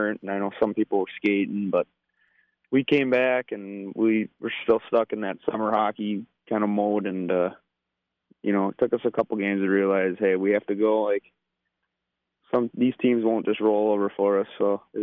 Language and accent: English; Monticello, Minnesota, United States; I'm from Monticello